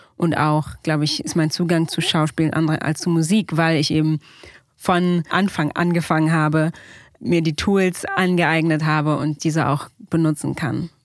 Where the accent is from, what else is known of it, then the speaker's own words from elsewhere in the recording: Berlin, Germany; moved away as an adult; also born or lived in United States; ich bin damals in der Weißen Siedlung aufgewachsen. Das ist ja eine Siedlung am Ende der Sonnenallee